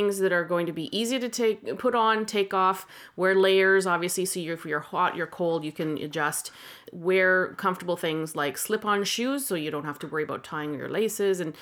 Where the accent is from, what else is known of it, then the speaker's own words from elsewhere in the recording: Canada; we're Canadian